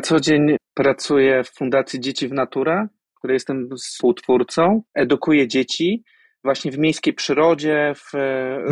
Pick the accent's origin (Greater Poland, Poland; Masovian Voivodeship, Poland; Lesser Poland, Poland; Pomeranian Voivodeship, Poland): Greater Poland, Poland; Poznań; Ja wychowałem się w mieście, w Poznaniu